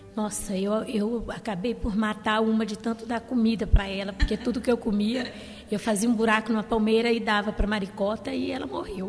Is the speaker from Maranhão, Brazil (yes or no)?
yes; Maranhão, Brazil